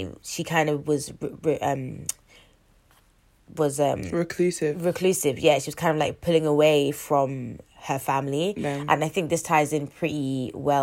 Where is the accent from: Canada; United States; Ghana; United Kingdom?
United Kingdom; London; I'm from North West